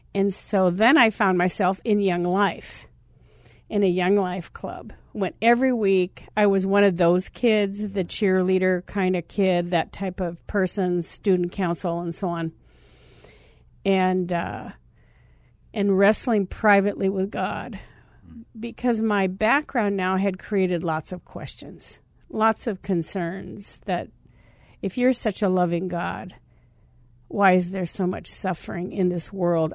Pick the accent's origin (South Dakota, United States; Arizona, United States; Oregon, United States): Arizona, United States; Scottsdale; I'm a kid from Scottsdale. I'm a cheerleader. I was the homecoming queen at Scottsdale High School